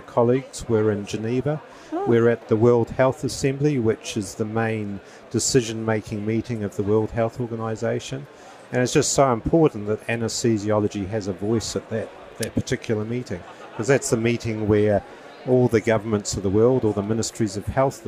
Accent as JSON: {"language": "English", "country": "New Zealand", "also_born_or_lived": "Christchurch, New Zealand / Australia / Fiji", "said": "I'm a New Zealander"}